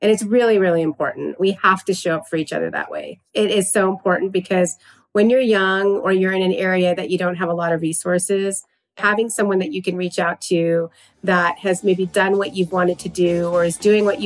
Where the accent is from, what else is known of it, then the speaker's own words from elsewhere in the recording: Southern California, United States; I'm born and raised in Southern California